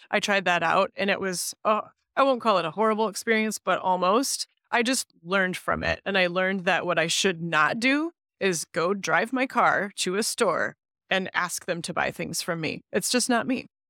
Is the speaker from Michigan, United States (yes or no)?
yes; Grand Rapids, Michigan, United States; I was born elsewhere, but I c, consider myself a Grand Rapidian. I grew up right here